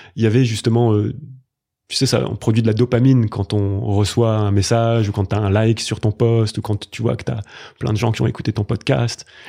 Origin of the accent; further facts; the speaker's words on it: Grenoble, Auvergne-Rhône-Alpes, France; j'ai grandi à Grenoble